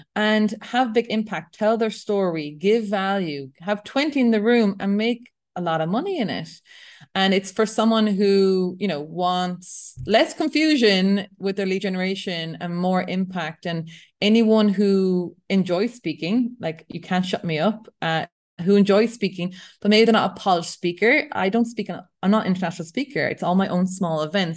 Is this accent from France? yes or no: no; Ireland; I'm European, I'm Irish